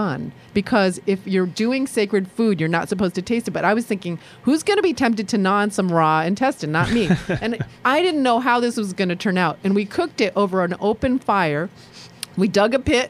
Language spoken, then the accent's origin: English; Sri Lanka; now in Ann Arbor, United States; I'm a Sri Lankan Jew.